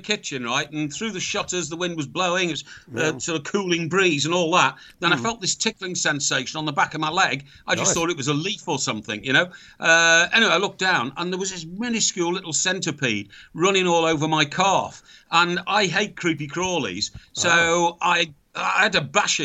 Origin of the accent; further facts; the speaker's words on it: Chester, North West England, United Kingdom; Chester, my hometown